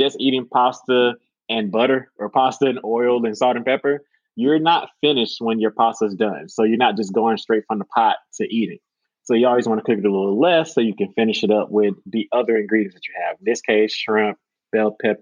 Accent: United States; As an American

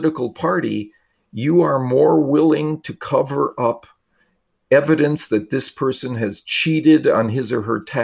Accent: Wisconsin, United States; I grew up in Wisconsin

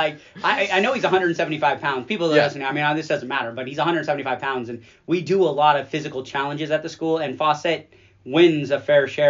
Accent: Las Vegas, Nevada, United States; And I've just seen so many people growing up in Vegas

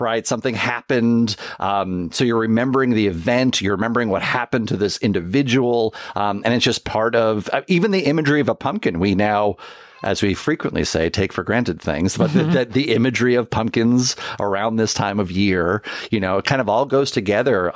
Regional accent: downstate New York, United States; growing up in New York, it's, that's an annual tale that is told, uh, even though I was, uh, you know, downstate

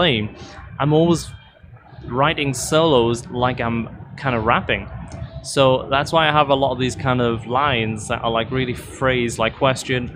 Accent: north of the UK, the north of England, United Kingdom; I kind of lived in the north of the UK

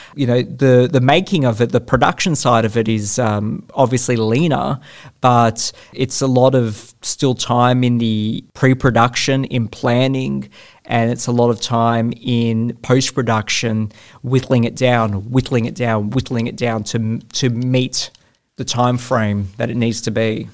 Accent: Australia; naturally being an Australian filmmaker

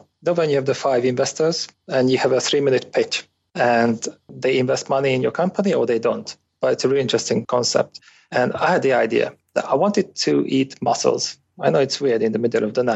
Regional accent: Hungary; I was born in Hungary in a small town. The population was around 15,000 people and had nothing to do with different nationalities

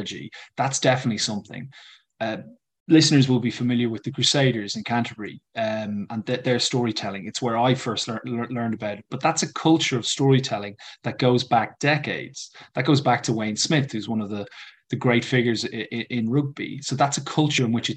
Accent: Ireland; an English teacher who's Irish

